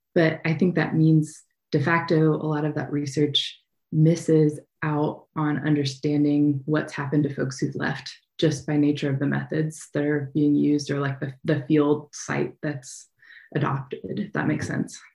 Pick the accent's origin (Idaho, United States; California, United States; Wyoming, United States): Idaho, United States; moved away as an adult; I was born and raised here in Idaho, where wildfires are just a part of life